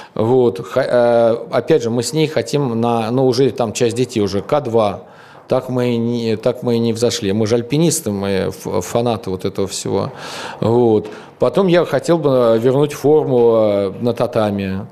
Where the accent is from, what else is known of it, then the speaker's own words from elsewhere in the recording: Tushino, Moscow, Russia; мы из Тушина